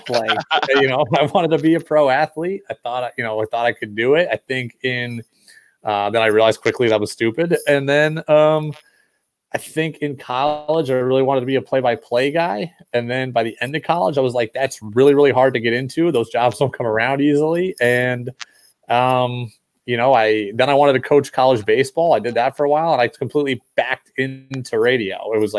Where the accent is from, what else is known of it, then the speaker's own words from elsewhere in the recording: Albany, New York, United States; also born or lived in California, United States; I tell people I'm from Albany, because I was there the longest, and I was there from the time I was 9 years old and on. But, I was born in California.